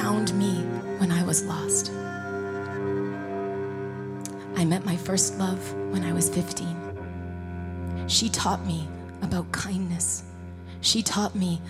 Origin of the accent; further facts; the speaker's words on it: Montreal, Quebec, Canada; now in Nashville, United States; I'm a new immigrant to Nashville. I was born in Montreal, raised by violent white supremacists